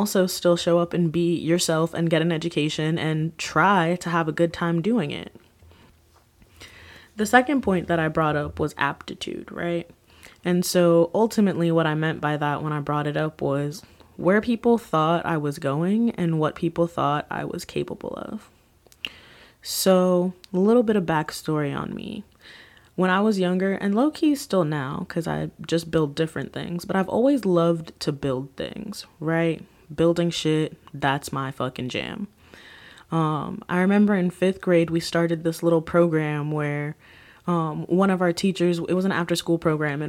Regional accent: Miami, Florida, United States; Born and raised in Miami, that's where my school was

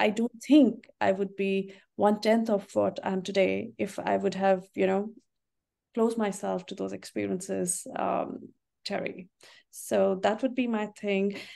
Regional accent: North India, India; moved away; I am from India and, uh, tea was what, you know, we grew up drinking

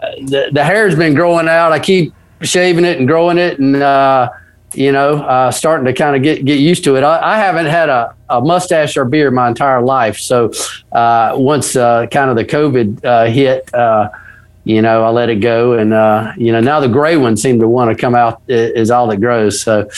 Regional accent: the South, United States; I live in Ocean Springs, Mississippi. So, I'm a Southerner, they call it the Dirty South down here.

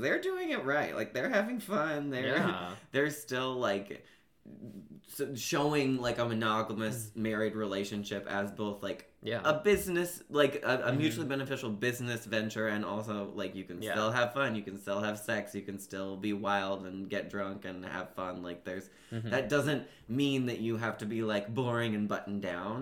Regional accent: Seattle, Washington, United States; I grew up in Seattle, so there were many beaches

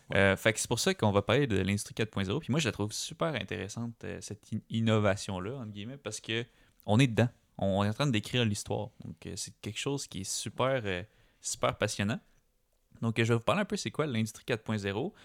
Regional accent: Quebec, Canada; chez nous, au Québec

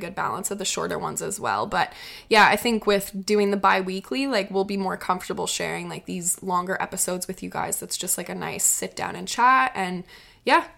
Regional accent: Prince Edward Island, Canada; moved away; PEI, my hometown

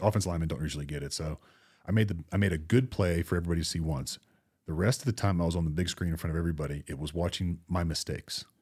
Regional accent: Florida, United States; I grew up in Florida

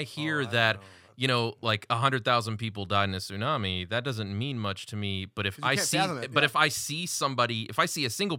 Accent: United States; As an American, I'm fine with that.

